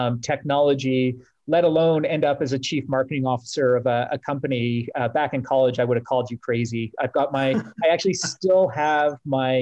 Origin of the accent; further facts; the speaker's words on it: Canada; my first project was in Toronto, being Canadian